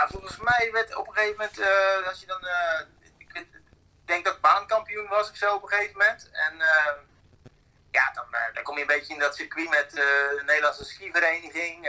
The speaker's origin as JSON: {"language": "Dutch", "country": "Netherlands", "said": "wij dan als Nederlanders"}